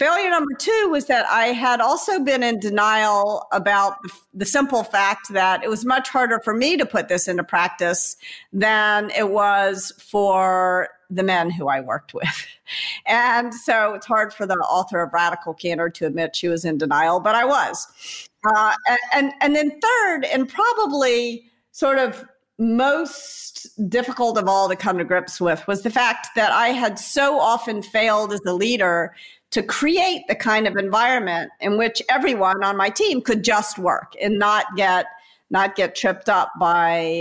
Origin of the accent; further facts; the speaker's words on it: Memphis, Tennessee, United States; I'm from Memphis, Tennessee, here in the U.S.